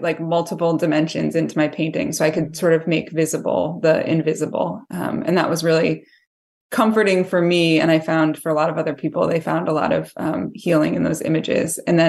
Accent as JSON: {"language": "English", "region": "Massachusetts", "country": "United States", "tie": "born or raised there", "said": "I lived in Western Mass. I grew up in Massachusetts and lived in Western Mass for most of my life."}